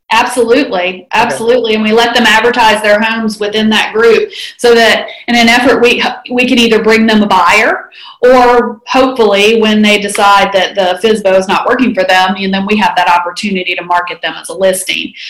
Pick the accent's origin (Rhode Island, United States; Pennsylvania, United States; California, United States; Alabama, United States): Alabama, United States; Huntsville; moved away as an adult; also born or lived in Northern Virginia; now in Huntsville, United States; I am originally from Huntsville, and I left to go to Virginia Tech